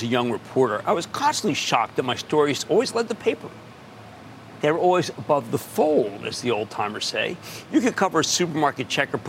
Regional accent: New Jersey, United States; I need to go right now to Craig in my home state of New Jersey.

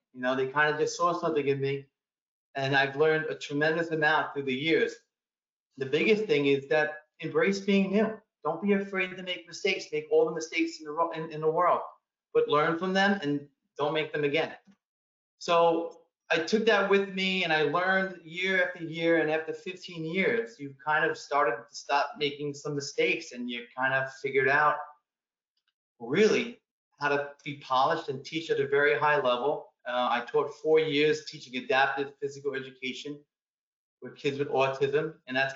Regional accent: New York City, New York, United States; I was born and raised in Queens, New York

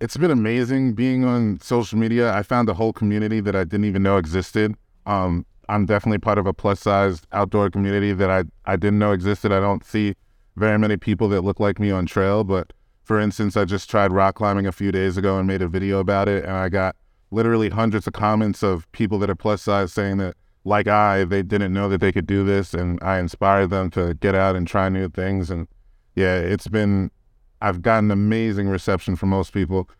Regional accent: New York, United States; now in Colorado, United States; growing up in New York

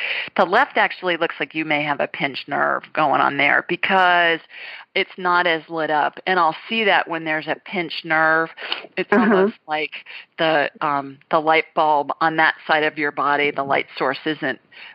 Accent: Ohio, United States; moved away as an adult; also born or lived in Sioux Falls, South Dakota / Los Angeles; now in Alabama, United States; I grew up in Ohio

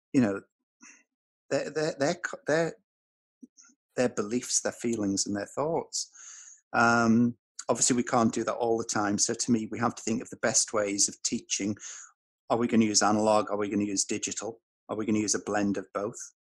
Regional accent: Tyneside, North East England, United Kingdom; I was growing up in Tyneside

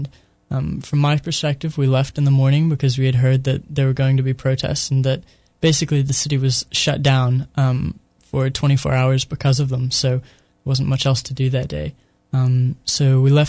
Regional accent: United States

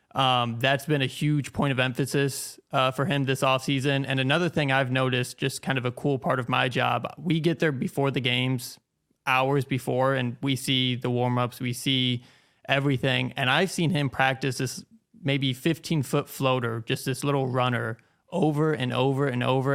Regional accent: Manning, Iowa, United States; I grew up in Manning, Iowa.

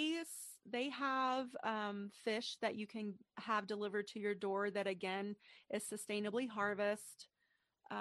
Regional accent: East Tennessee, United States; I'm from East Tennessee, a very rural and agricultural place.

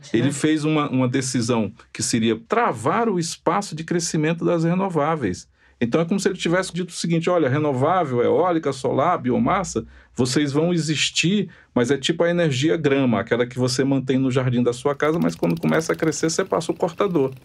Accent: Ceará, Brazil; now in São Paulo, Brazil; Eu sou cearense

